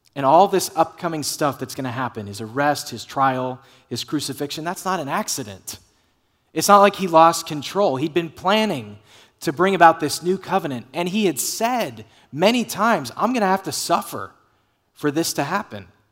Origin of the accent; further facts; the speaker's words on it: Dallas, Texas, United States; I grew up in the Dallas area